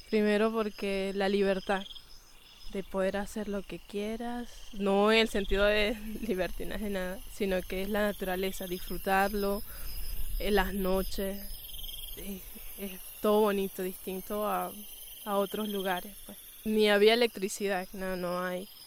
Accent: Bolívar, Venezuela; Yo disfruto estar aquí, amo mi gran sabana, lo amo. Y claro, me, me graduó y es para mi pueblo. Si yo no quiero cambiar mi churuatica por un edificio, eso no, no me puedo despegar de mis orígenes, jamás

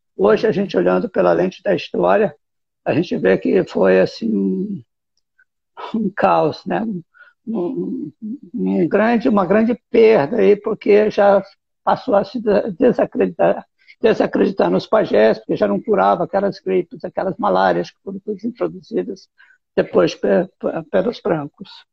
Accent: Presidente Prudente, São Paulo, Brazil; Eu sou do interior de São Paulo, sou de Presidente Prudente e morava no sítio, morava no interior

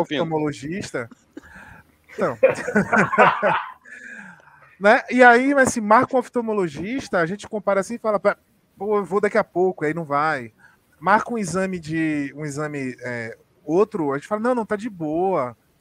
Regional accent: Salvador, Bahia, Brazil; eu sou de Salvador

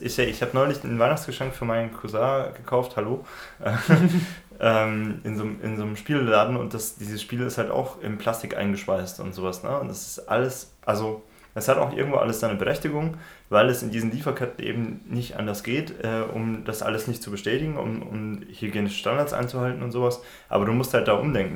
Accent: Regensburg, Bavaria, Germany; now in Dresden, Germany; Regensburg in meiner Heimatstadt

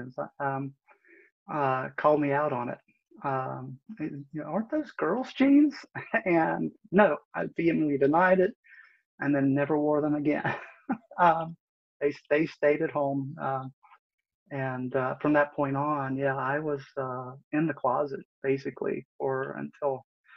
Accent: West Virginia, United States; now in Northern Virginia, United States; I was actually raised in West Virginia over on the other side, over near the Ohio River, a little town of about 3,000 people.

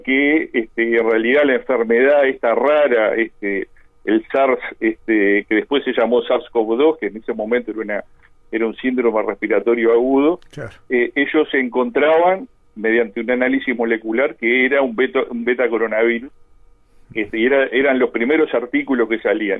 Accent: Colonia del Sacramento, Colonia, Uruguay; now in Montevideo, Uruguay; yo soy allá de Colonia

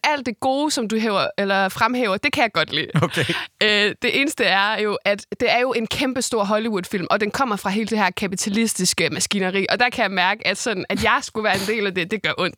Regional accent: Esbjerg, Southern Denmark, Denmark; jeg er jo fra Esbjerg

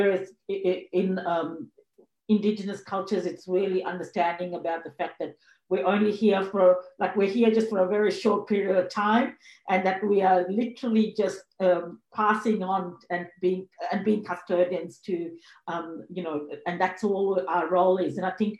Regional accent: Zambia; also born or lived in Sri Lanka / Zimbabwe; now in Australia; I was born in Sri Lanka and I grew up in Africa. I grew up in Zambia and Zimbabwe, and before my family migrated to Australia

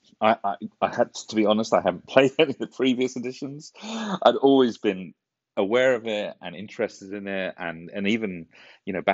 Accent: United Kingdom; moved away; We're British

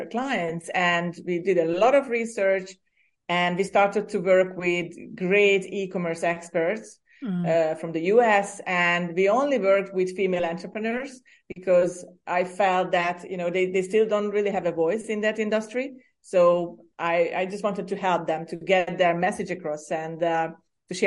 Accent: Hungary; moved away as an adult; also born or lived in Ireland; now in Cyprus; I was born and raised in Hungary, in Central Europe

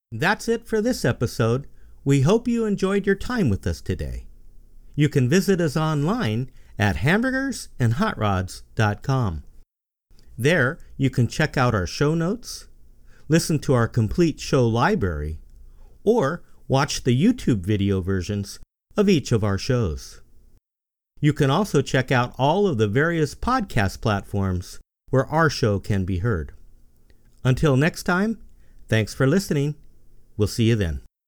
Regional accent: San Gabriel Valley, California, United States; Growing up in the San Gabriel Valley in the nineteen sixties and seventies

